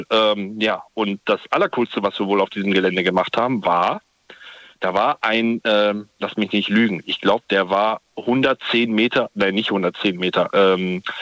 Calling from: Holzkirch, Germany; … ist hier. Ich komme aus Holzkirch.

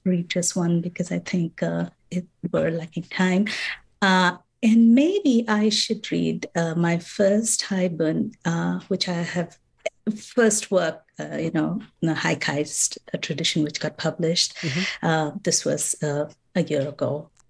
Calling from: Minnesota, United States; I'm calling from Minnesota.

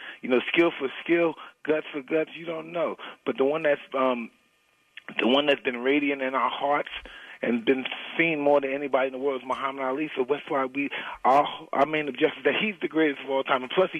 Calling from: Nevada, United States; I'm in Nevada.

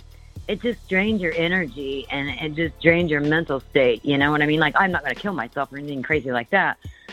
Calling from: Indiana, United States

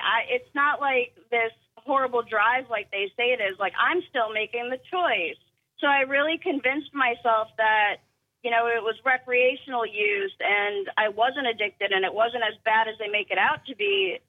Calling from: Somerville, United States

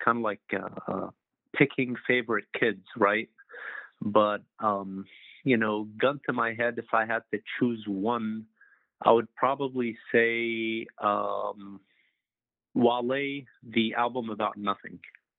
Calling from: Los Angeles, California, United States; I'm calling from Los Angeles, California.

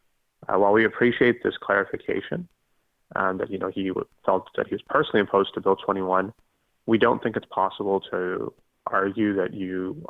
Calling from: Ottawa, Ontario, Canada; and I'm calling from Ottawa.

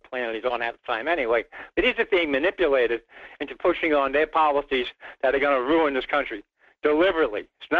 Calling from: Rhode Island, United States; Well, it's just another rainy day in New England.

